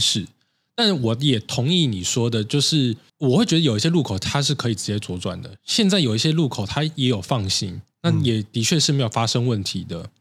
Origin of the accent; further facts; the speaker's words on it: Taiwan; 身为台湾人